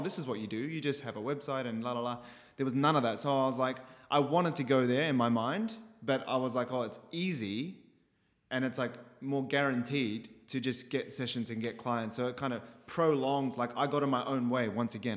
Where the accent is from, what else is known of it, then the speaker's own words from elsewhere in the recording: Christchurch, Canterbury, New Zealand; moved away as an adult; so I was born in Christchurch, New Zealand